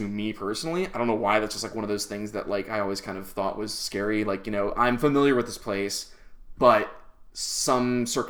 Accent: United States; So, like, we've been American for the last 110 years.

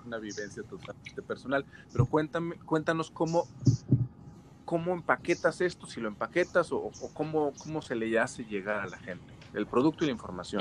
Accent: Mexico

